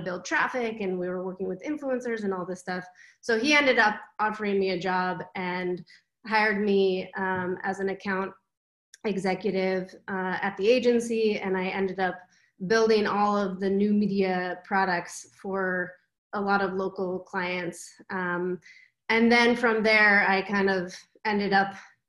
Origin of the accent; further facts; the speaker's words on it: Southern California, United States; moved away as an adult; also born or lived in San Francisco Bay Area / New York; now in Amsterdam, Netherlands; I actually was born and raised in California, so I spent most of my life there. I was raised in Southern California and moved up to the Bay Area right after high school